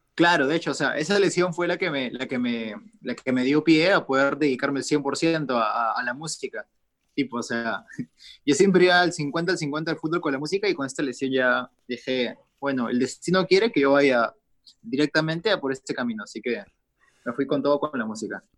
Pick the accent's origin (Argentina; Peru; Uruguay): Peru; acá en mi país